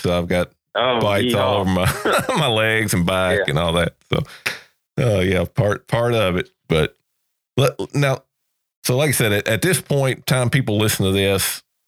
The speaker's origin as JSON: {"language": "English", "region": "Georgia", "country": "United States", "tie": "born or raised there", "said": "my home state of Georgia"}